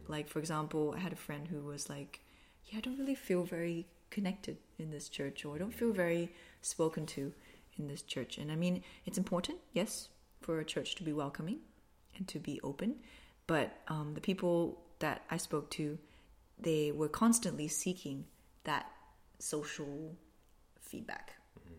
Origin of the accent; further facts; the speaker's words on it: Malaysia; moved away as an adult; also born or lived in Queensland, Australia; now in Australia; grew up in Malaysia, came to Queensland to study a Bachelor of Occupational Therapy